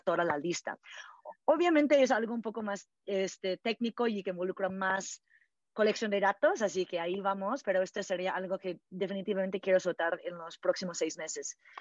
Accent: California, United States; moved away as an adult; also born or lived in Canada; now in Mexico; originalmente nací en Canadá y crecí en California, en Estados Unidos

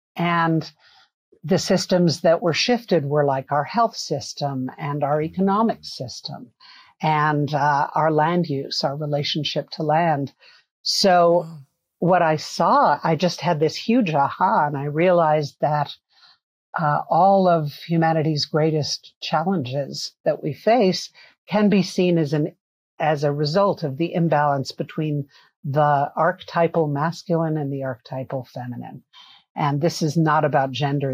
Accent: New York City, New York, United States; I grew up in New York City. I'm a city kid

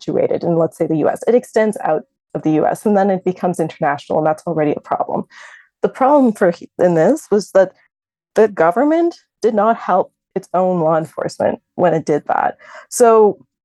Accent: Canada; as a Canadian

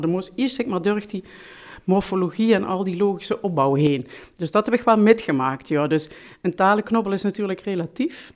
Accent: Heerlen, Limburg, Netherlands; first language Limburgish; also born or lived in Vaals; Ik ben geboren in Voelender, maar opgetogen in Heerlen

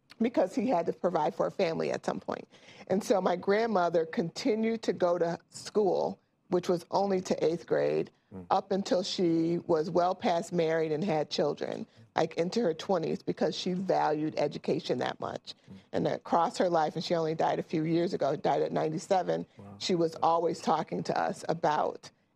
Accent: Chicago, Illinois, United States; I consider myself a Chicago girl with Mississippi roots

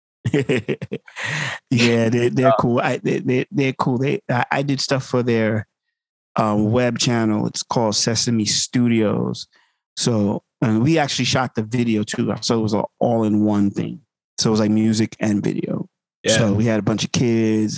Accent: Uniondale, New York, United States; also born or lived in Manhattan / Brooklyn; my parents moved to Long Island so I grew up in Uniondale, Long Island

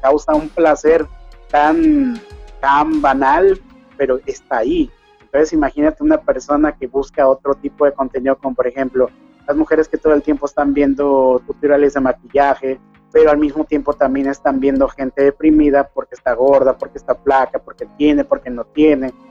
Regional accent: Mexico; accent: Mexican; moved away as an adult; now in Ecuador; Mi esposa es de aquí de Ecuador, yo soy mexicano

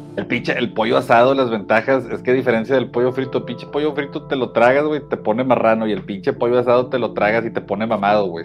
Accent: Mexico; nosotros somos mexicanos aquí en México

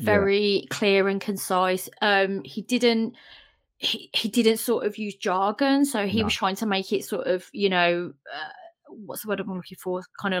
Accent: Birmingham, West Midlands, United Kingdom; now in Staffordshire, United Kingdom; we are from Birmingham, but we don't live there anymore.

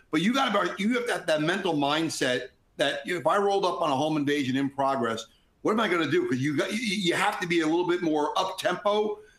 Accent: Jersey Shore, New Jersey, United States; I grew up in the Jersey Shore

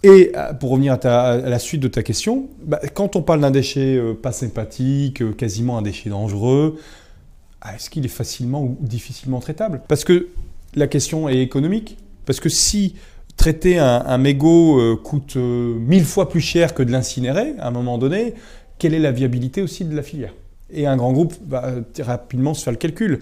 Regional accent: Brest, Brittany, France; also born or lived in England; moi je suis né à Brest

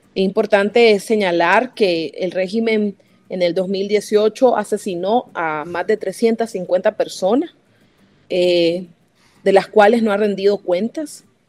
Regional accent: Nicaragua; moved away as an adult; Salí de Nicaragua en junio del 2018

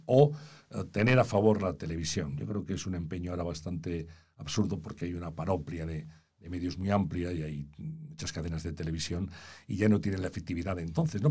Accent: Valladolid, Castile and León, Spain; moved away as an adult; also born or lived in Madrid; yo nací en Valladolid

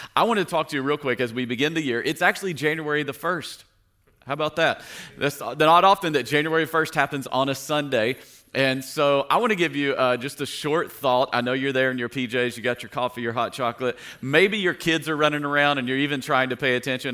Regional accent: Tennessee, United States; moved away; I grew up in Tennessee

